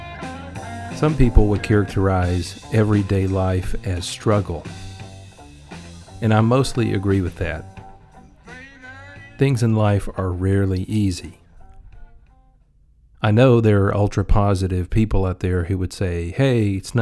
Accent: Mississippi, United States; Growing up in Mississippi, you're around blues music a decent amount in various public places.

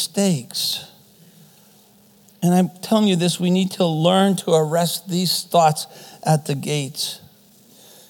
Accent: Canada; first language German; English is a second language; mom and dad came from Germany. And so German is my first language. We lived in a German community. There was really no need for me to speak English, so I didn't. And then for some reason in Canadian schools, they want you to speak English.

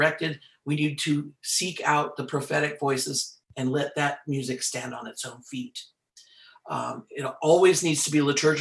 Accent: Oakland, California, United States; I'm native Californian and native of the Diocese of Oakland. So I've always been involved in the music here.

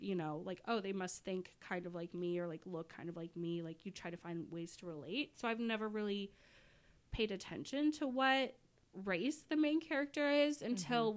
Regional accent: Indianapolis, Indiana, United States; where I grew up in Indianapolis

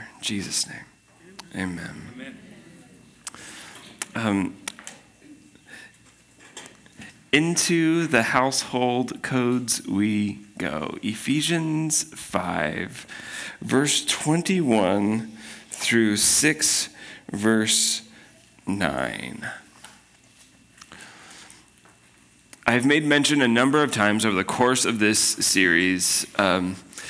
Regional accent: Spokane, Washington, United States; I'm from Spokane

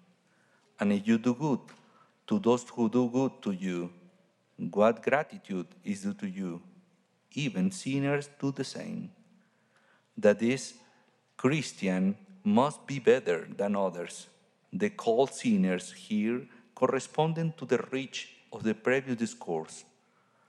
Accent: Mexico; now in Santiago, Chile; I'm from Mexico

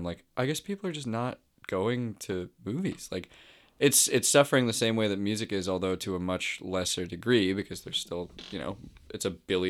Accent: Toronto, Ontario, Canada; Yeah, born and raised.

